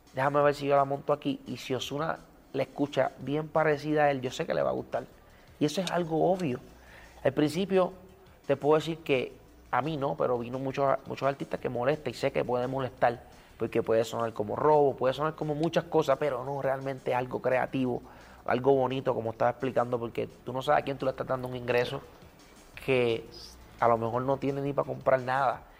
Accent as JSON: {"language": "Spanish", "country": "Puerto Rico", "said": "soy bien cultural de Puerto Rico"}